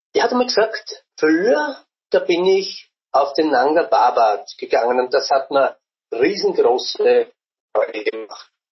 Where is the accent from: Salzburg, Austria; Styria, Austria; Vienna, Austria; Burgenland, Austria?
Burgenland, Austria; ich als Burgenländer